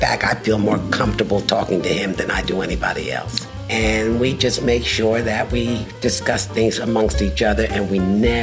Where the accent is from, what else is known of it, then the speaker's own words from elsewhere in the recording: New Jersey, United States; moved away; also born or lived in Puerto Rico; I grew up in New Jersey, originally, and I moved here back in the early 70s